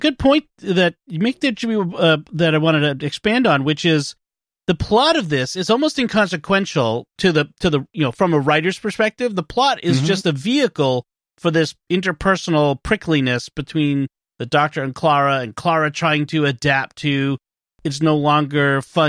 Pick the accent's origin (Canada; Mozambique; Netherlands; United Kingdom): United Kingdom; Scotland; And I'm Scottish. I can complain about things.